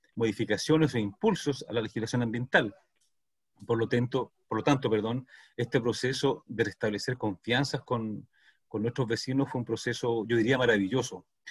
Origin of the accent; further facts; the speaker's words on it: Chile; como sociedad chilena